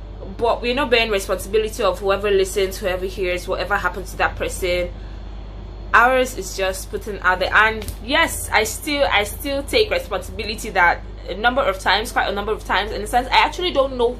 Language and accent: English; Nigeria; I'm a Nigerian, a proud citizen of Nigeria